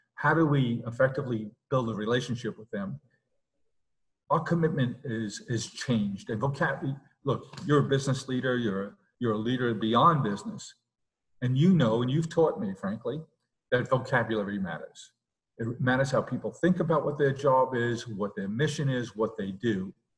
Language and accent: English; New York City, New York, United States; also born or lived in Long Island; we grew up in South Queens